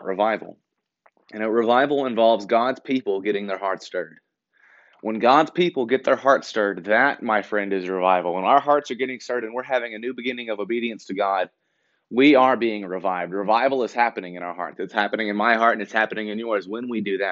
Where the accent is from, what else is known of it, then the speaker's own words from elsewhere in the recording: Shelbyville, Tennessee, United States; I'm from Shelbyville in the Bedford County area